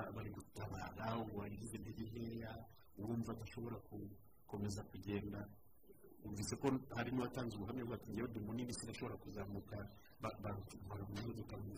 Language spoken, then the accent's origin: Kinyarwanda; Rwanda; umuco wacu nk'abanyarwanda